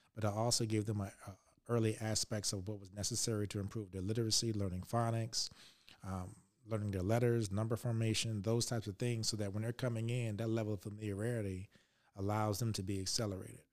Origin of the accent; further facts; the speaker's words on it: Richmond, Virginia, United States; I grew up in Richmond, Virginia